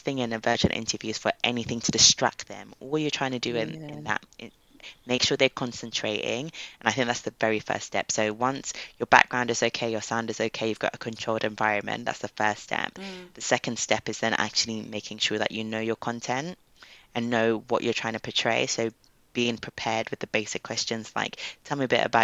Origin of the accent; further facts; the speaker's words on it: Ghana; I mentioned I was from Ghana